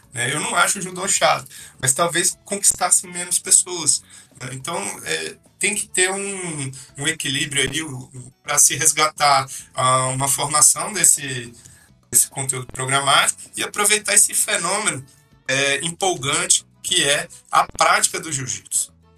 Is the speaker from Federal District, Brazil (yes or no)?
yes; Brasília, Federal District, Brazil; eu morava ali na, na 414 Sul, era uma quadra assim que tinha muita gente que, que vinha do Rio de Janeiro